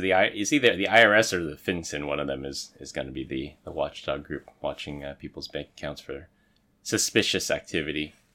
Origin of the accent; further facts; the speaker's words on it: San Francisco, California, United States; I grew up in San Francisco, and in order to graduate from high school in San Francisco, you had to pass a swim test